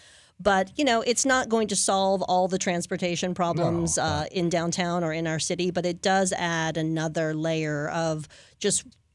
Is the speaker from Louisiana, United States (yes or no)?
yes; New Orleans, Louisiana, United States; also born or lived in Hammond; And I grew up in New Orleans, and then I moved later in adolescence, moved to a town called Hammond.